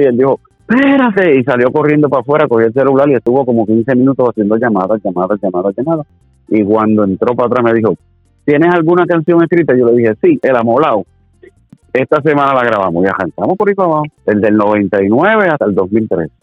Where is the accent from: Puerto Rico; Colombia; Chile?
Puerto Rico; Corozal; en el Pueblo Corozal, de donde yo soy